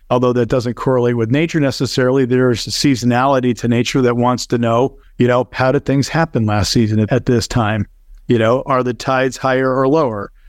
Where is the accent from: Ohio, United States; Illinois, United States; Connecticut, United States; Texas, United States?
Connecticut, United States; moved away as an adult; now in Naples, United States; I grew up in Connecticut